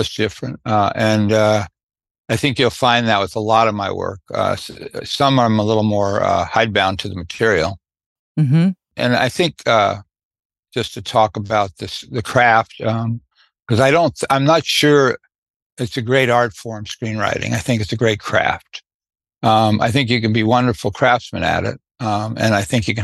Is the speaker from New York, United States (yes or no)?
yes; New York City, New York, United States; I was raised in Brooklyn